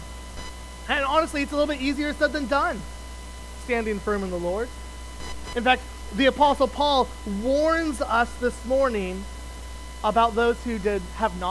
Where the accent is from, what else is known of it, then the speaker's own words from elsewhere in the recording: Wyoming, United States; moved away as an adult; also born or lived in Colorado / Kentucky / Ontario; now in Ohio, United States; I grew up in Wyoming